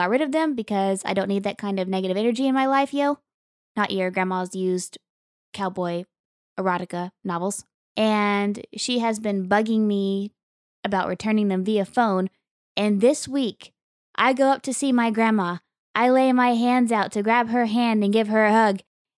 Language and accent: English; Oklahoma, United States; I grew up in Western Oklahoma, so there's a lot of Western heritage that goes on there.